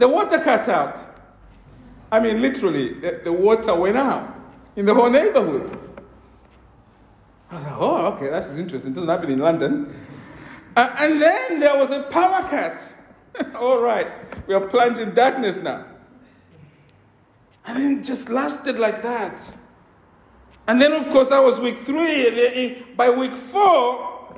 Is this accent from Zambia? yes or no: yes; Mufulira, Copperbelt Province, Zambia; also born or lived in Luapula Province, Zambia; now in United Kingdom; the places where I grew up in Mufulira, the school I attended